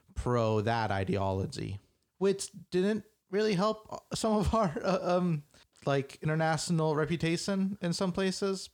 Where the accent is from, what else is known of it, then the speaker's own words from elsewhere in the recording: United States; we're American